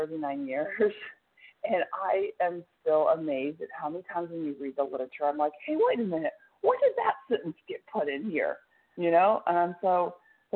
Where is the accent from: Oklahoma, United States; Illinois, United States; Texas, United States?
Oklahoma, United States; Tulsa; Tulsa, Oklahoma.